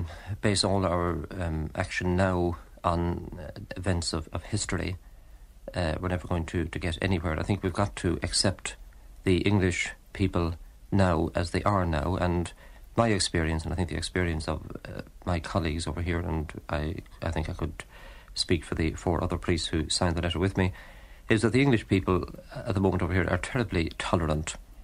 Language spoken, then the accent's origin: English; Ireland; moved away as an adult; now in London, United Kingdom; all of us, I think, would consider ourselves patriots over here. None of us forget that we're Irish.